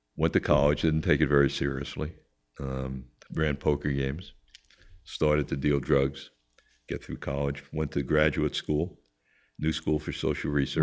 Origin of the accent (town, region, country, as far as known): Long Island, New York, United States; born or raised there; also born or lived in Queens